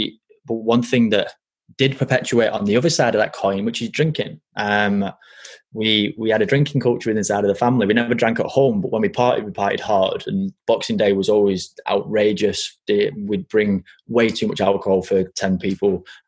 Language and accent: English; France; born there; I was born in France.